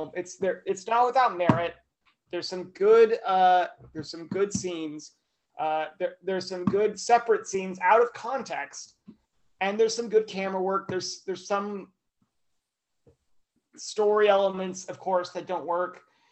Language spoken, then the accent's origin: English; Idaho, United States; moved away; a lovely reminder of my home state